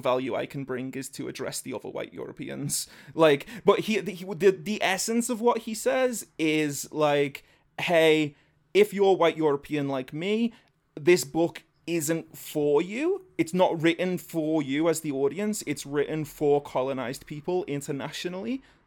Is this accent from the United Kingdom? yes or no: yes; England, United Kingdom; I'm one of the white English.